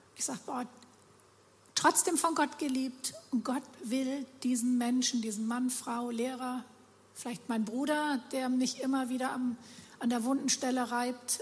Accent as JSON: {"language": "German", "country": "Germany", "said": "Wir Deutsche"}